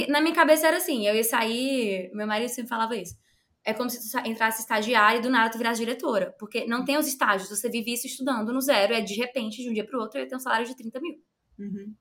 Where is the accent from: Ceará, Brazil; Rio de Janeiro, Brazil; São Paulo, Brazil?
Ceará, Brazil; lá no Ceará, que é o meu estado, sou cearense